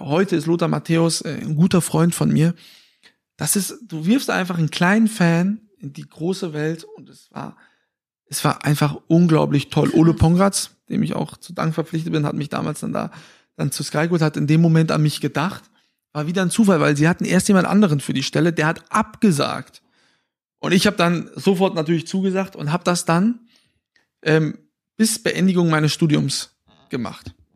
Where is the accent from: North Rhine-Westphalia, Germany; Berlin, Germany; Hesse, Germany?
Hesse, Germany; Fulda; meiner Heimatstadt, aus Fulda